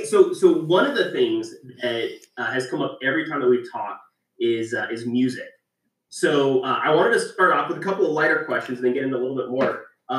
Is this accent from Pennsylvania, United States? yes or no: no; Pueblo, Colorado, United States; also born or lived in Albuquerque, New Mexico / Chicago, Illinois; So I'm originally from Pueblo, Colorado. Spent some time growing up in Albuquerque, and then lived in Chicago for a while before coming back to Colorado here.